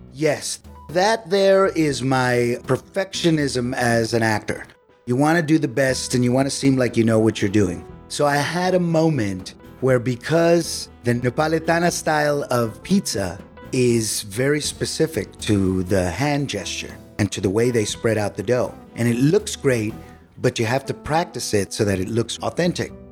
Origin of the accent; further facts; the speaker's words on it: San Antonio, Texas, United States; my hometown of San Antonio, Texas